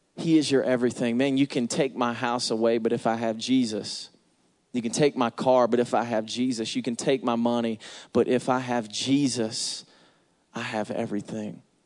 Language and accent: English; Atlanta, Georgia, United States; I'm from Atlanta